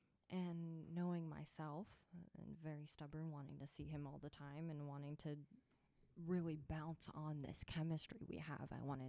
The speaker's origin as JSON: {"language": "English", "region": "Florida", "country": "United States", "said": "I am part Uzbek, part Puerto Rican, and I'm from Florida."}